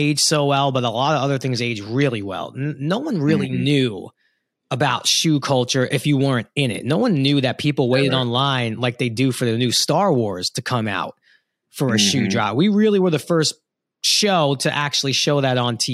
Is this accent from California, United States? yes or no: no; New York City, New York, United States; I'm from Brooklyn. I'm not actually from Queens